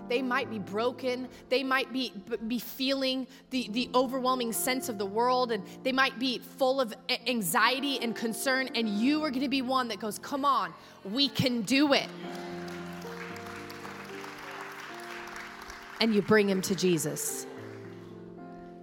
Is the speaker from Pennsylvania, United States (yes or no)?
no; Texas, United States; I'm from Texas.